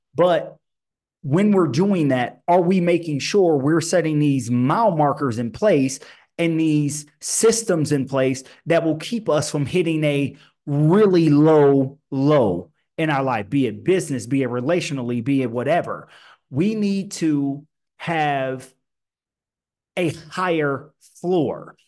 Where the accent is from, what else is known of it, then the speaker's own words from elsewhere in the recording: Illinois, United States; I grew up in Illinois in the eighties and nineties